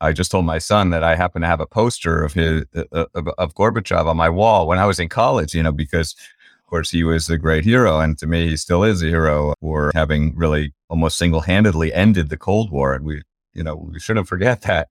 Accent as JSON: {"language": "English", "town": "Washington", "country": "United States", "tie": "born or raised there", "said": "had the experience that, of growing up in Washington"}